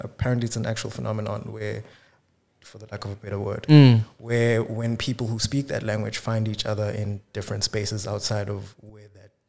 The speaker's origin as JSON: {"language": "English", "town": "Tsakane", "region": "Gauteng", "country": "South Africa", "tie": "born or raised there", "lives_now": "Cape Town, South Africa", "said": "my life is this constant contrast of Tsakane with Cape Town, because, like, I spend a lot of time here, and then a few times a year, I'll go back to Itzakan."}